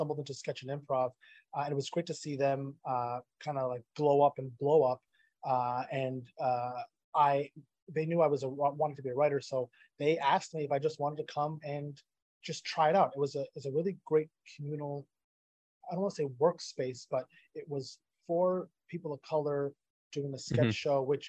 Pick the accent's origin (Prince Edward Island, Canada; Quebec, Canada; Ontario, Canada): Ontario, Canada; Ottawa; And I'm from Ottawa, so I by default hate every Toronto right. team.